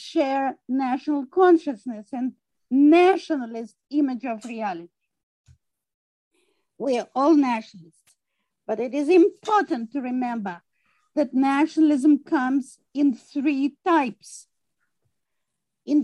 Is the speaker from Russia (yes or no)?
yes; Russia; moved away as an adult; now in United States; I was born in Russia. I grew up in Russia